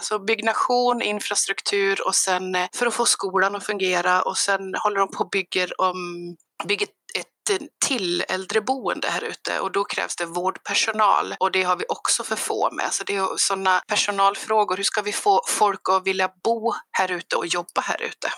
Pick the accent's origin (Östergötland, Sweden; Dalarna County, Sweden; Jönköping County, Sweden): Dalarna County, Sweden; Avesta; moved away; Jag kommer från Avesta från början jag har inte bott där sedan 98